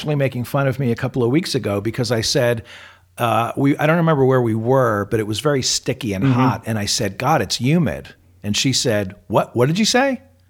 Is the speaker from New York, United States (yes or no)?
yes; New York, United States; moved away; also born or lived in Tempe, Arizona; Well, I'm from New York.